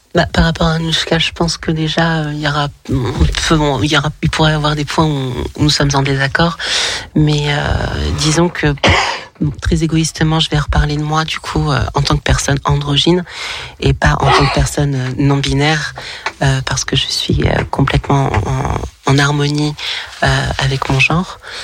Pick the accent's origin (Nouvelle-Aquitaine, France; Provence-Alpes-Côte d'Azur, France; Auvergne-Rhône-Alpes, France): Auvergne-Rhône-Alpes, France; Lyon; now in Toulon, France; je suis originaire de Lyon, mais je vis dans le sud de la France, à Toulon.